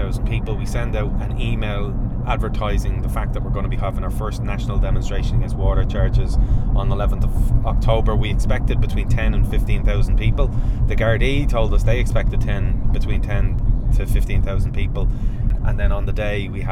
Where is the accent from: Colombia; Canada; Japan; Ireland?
Ireland; Swords, Leinster; I grew up born and bred in Swords